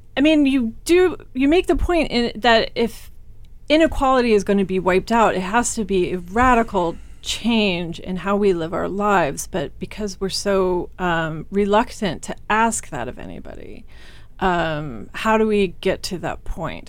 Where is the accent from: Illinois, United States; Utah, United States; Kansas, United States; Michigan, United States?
Kansas, United States; I'm, I'm from Kansas. Um, small rural Kansas